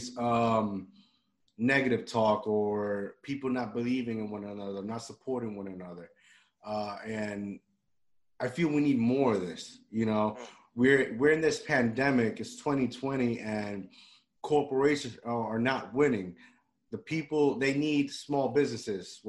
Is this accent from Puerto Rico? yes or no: yes; Puerto Rico; moved away; I grew up in Puerto Rico